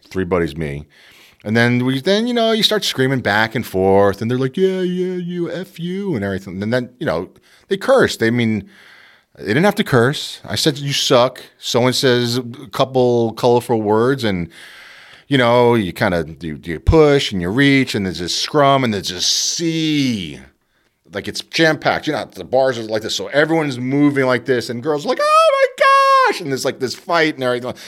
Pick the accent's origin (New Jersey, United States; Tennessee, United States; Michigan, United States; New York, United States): New York, United States; New York City; moved away as an adult; I was brought up in Queens